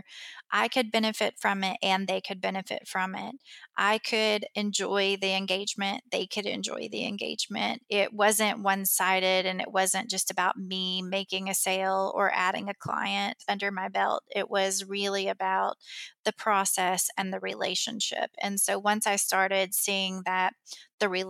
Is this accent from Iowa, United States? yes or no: no; Kentucky, United States; I came back to my hometown and opened it